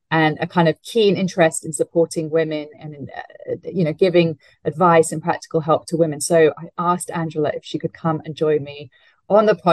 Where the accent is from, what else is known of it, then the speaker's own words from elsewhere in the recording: Hong Kong; you know, I grew up overseas. I grew up in Hong Kong